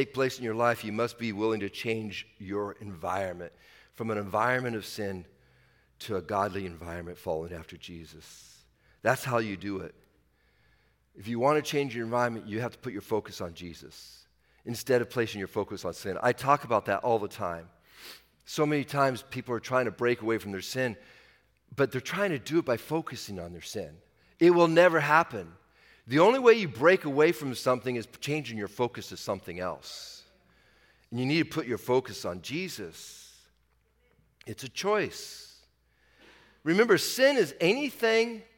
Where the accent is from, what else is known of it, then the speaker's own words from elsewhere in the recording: Washington, United States; I'm from Washington.